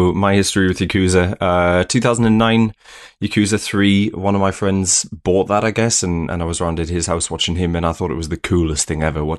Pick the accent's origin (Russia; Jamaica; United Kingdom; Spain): United Kingdom; how do you get into that series as a British person?